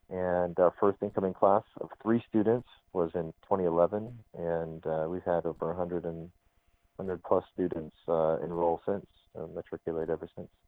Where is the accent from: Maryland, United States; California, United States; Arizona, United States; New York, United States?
Arizona, United States; I'm an American kid from Arizona